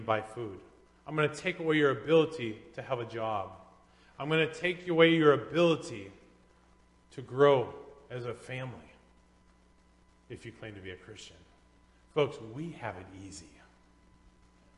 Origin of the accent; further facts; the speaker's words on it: United States; as an American